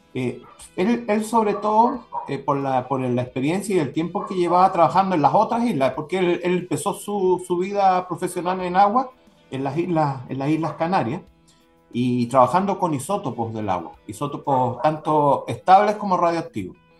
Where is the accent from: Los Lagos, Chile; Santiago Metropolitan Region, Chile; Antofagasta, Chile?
Antofagasta, Chile; Yo soy de Antofagasta